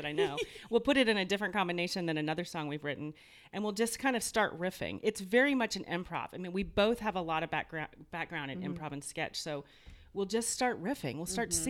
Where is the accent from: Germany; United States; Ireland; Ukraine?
United States; Kentucky; I'm from Kentucky